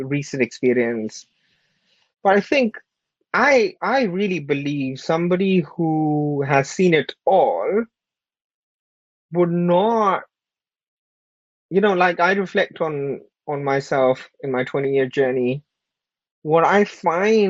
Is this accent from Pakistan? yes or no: yes; Pakistan; moved away; I was born and raised in Pakistan. I was an immigrant here from a very humble background.